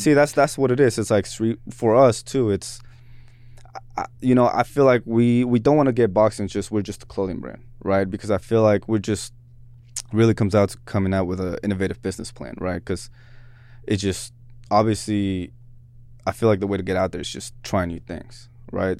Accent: Seattle, Washington, United States; also born or lived in Mexico; Seattle's where gr-, where I grew up. you know what I'm saying? We immigrated from Mexico

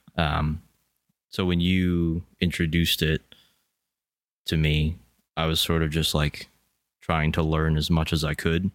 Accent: Pennsylvania, United States; we're from Pennsylvania

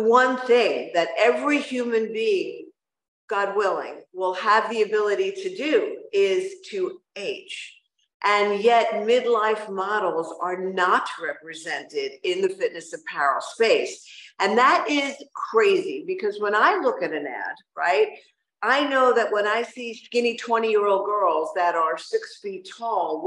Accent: New York, United States; now in Miami, United States; As a New Yorker

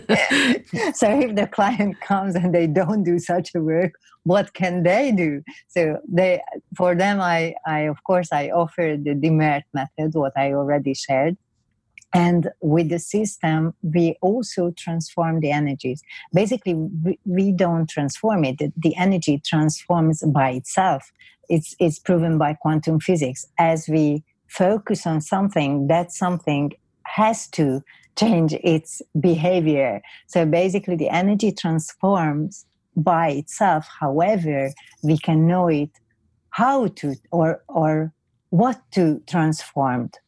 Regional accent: Hungary; accent: Hungarian; English is a second language; I'm Hungarian, so that's why you can hear my funny accent

